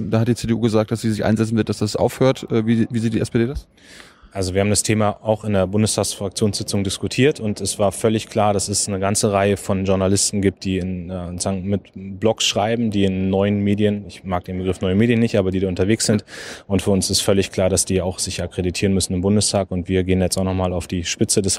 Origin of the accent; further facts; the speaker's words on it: Germany; Also wir dürfen als Deutsche nicht zulassen, dass äh, unsere Bürgerinnen und Bürger ausspioniert werden auf deutschem